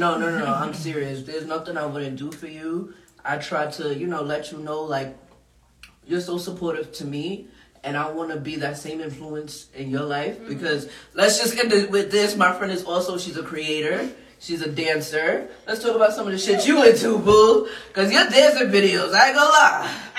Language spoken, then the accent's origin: English; Queens, New York, United States; Y'all know I'm from the hood. I'm from Southside Jamaica, Queens.